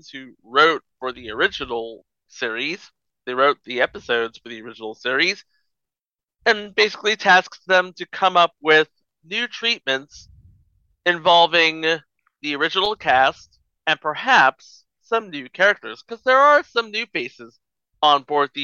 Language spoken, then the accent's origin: English; California, United States; when I was growing up in California